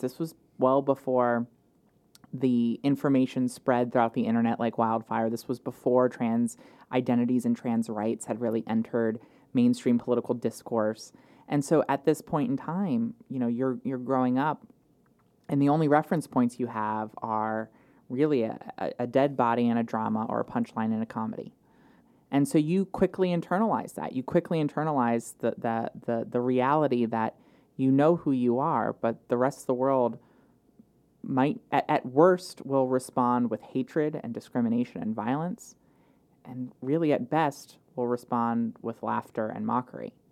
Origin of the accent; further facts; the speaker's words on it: Wilmington, Delaware, United States; I grew up in Wilmington, um, West 17th Street uh, in Wilmington